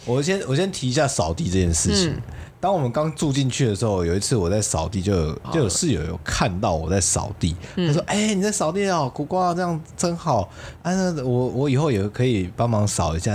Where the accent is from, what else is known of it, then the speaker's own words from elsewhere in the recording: Kaohsiung, Taiwan; moved away; also born or lived in Tainan; 身为高雄人的话，我真的算耐热